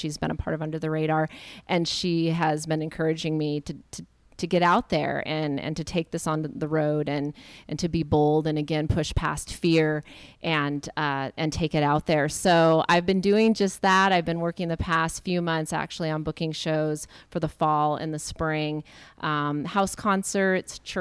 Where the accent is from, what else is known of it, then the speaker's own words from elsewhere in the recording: Seattle, Washington, United States; I'm from Seattle